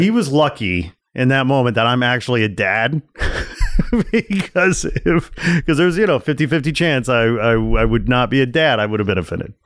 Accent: Chicago, Illinois, United States; I'm from Chicago

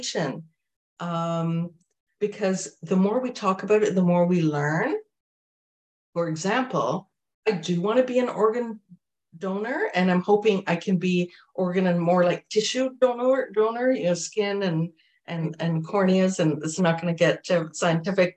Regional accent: Jamaica; I'm from Jamaica.

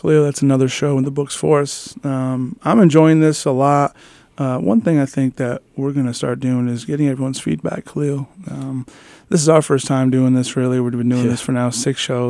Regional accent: Kingsport, Tennessee, United States; Kingsport, my hometown

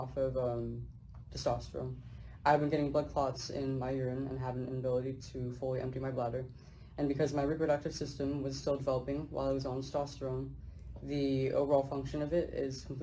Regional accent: Central Valley, California, United States; I'm from the Central Valley of California

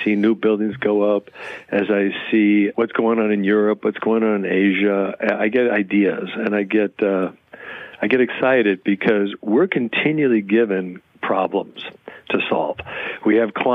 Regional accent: Chicago, Illinois, United States; now in Kingston, United States; I grew up in Chicago on the South Side

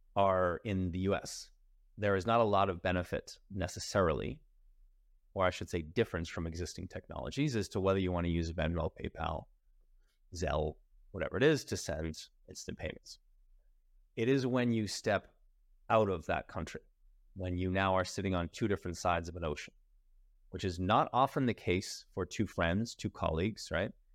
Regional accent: United States; I'm American

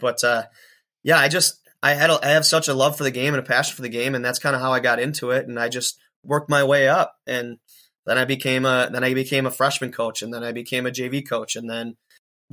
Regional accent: Watertown, Wisconsin, United States; a Watertown, Wisconsin guy, which is my hometown as well

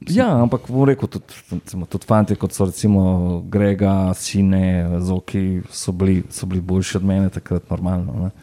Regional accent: Ljubljana, Slovenia; odraščal sem v Kosezah

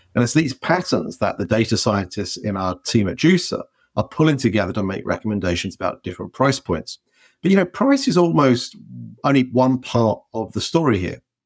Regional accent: England, United Kingdom; moved away as an adult; now in United States; as soon as I go back to England

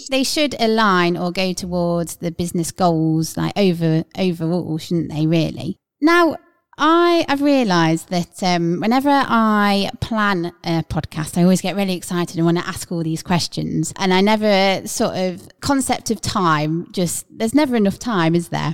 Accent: Midlands, United Kingdom; we're from the Midlands

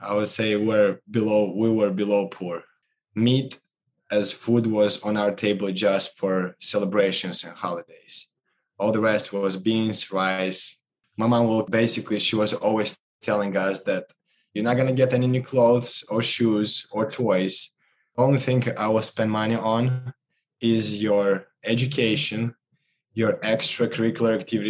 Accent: Moldova; moved away; Growing up in Moldova, which is one of the 15 post-Soviet Union republics

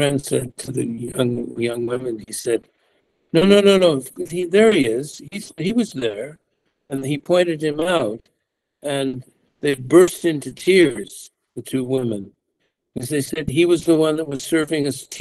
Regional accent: United States; moved away as an adult; also born or lived in Mecca, Saudi Arabia; I'm from the United States. We were not raised with even an understanding of adab

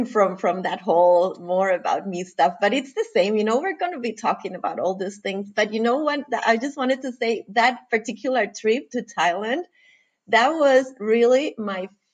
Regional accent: Costa Rica; moved away as an adult; now in Denmark; I'm originally from Costa Rica. I currently live in Denmark, and I have lived here for what is now 17 years.

